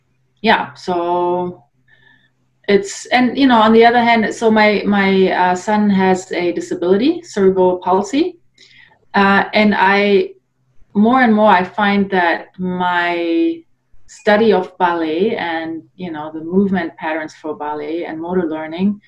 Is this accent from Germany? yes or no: yes; Northern Germany, Germany; moved away as an adult; also born or lived in Poland / Munich, Germany; now in Canada; that's where I grew up. I was born in Poland originally, but we moved to Germany when I was about 6 years old. So I grew up in Germany, Northern Germany